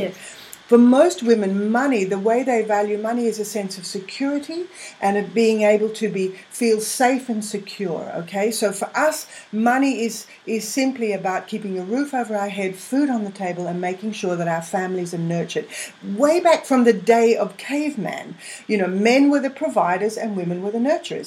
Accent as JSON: {"language": "English", "region": "England", "country": "United Kingdom", "moved": "yes", "lives_now": "Australia", "said": "I'm English, so I've got a lot of family over there"}